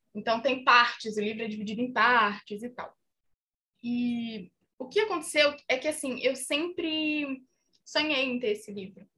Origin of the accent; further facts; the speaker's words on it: Minas Gerais, Brazil; eu cresci em Minas, numa cidade muito pequena